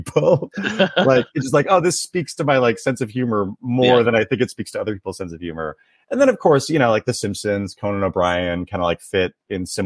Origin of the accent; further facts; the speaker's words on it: Tulalip Reservation, north of Seattle, Washington, United States; moved away as an adult; now in Los Angeles, United States; I grew up on the Tulalip Reservation, which is about 45 minutes north of Seattle